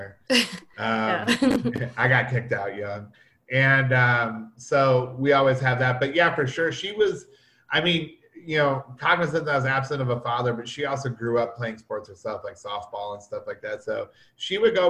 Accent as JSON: {"language": "English", "town": "Toledo", "region": "Ohio", "country": "United States", "tie": "born or raised there", "also_born_or_lived": "Detroit, Michigan", "said": "I was born in Detroit, but I was raised in Toledo, which is just 45 minutes south of Detroit"}